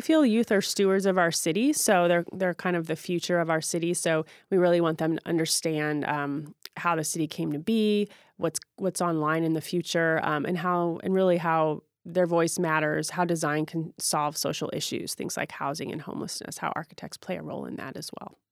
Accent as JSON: {"language": "English", "town": "St. Louis", "region": "Missouri", "country": "United States", "tie": "born or raised there", "also_born_or_lived": "Chicago, Illinois", "moved": "yes", "lives_now": "Seattle, United States", "said": "I grew up in Saint Louis, Missouri"}